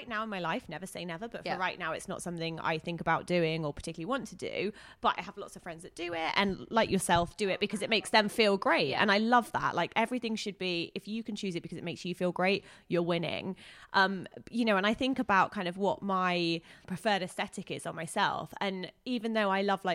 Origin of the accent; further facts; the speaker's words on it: England, United Kingdom; I'm English.